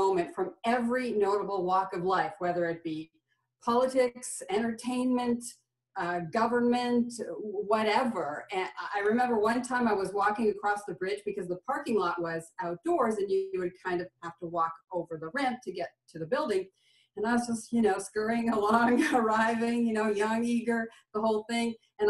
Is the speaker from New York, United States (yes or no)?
yes; New York, United States; Well, we had season tickets to all the Bills and Sabres games because I grew up in the Niagara region there.